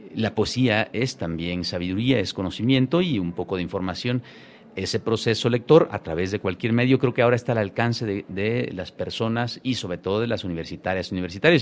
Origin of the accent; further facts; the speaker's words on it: Chiapas, Mexico; Yo nací y crecí allí